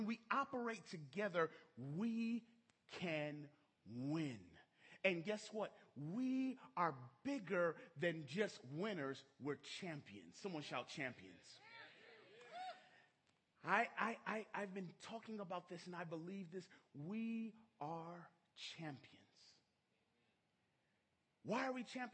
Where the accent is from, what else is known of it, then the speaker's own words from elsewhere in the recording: Minnesota, United States; now in Sacramento, United States; I was raised in Minnesota.